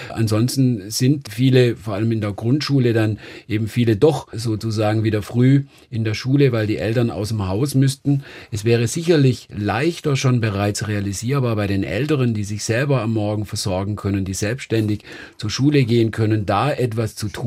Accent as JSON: {"language": "German", "town": "Landau", "region": "Rhineland-Palatinate", "country": "Germany", "tie": "born or raised there", "said": "Ich habe gerade in meiner Heimatstadt diese Seattle-Studie"}